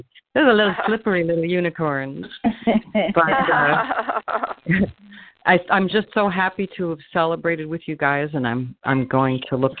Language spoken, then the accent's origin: English; Montreal, Quebec, Canada; moved away; I grew up in Montreal. I grew up in Montreal, and I had, for some reason later on, I found out after we moved that I could have had dual citizenship, but I missed out on it. But I spent a lot of time in Canada